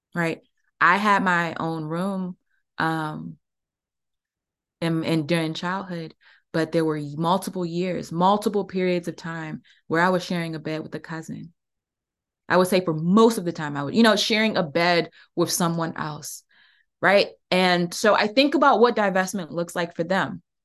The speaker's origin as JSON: {"language": "English", "area": "Prince George's County", "region": "Maryland", "country": "United States", "tie": "born or raised there", "said": "I grew up in Prince George's County. I'm about thirty minutes outside of D C"}